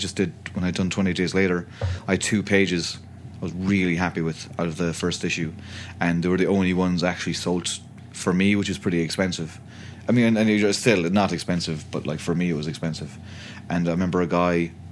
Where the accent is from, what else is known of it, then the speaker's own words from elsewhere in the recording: County Clare, Munster, Ireland; I grew up in County Clare, which is it's on the west coast of the country.